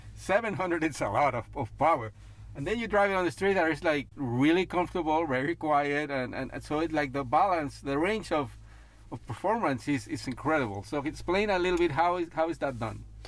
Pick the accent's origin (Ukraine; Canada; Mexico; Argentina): Mexico; I'm from Mexico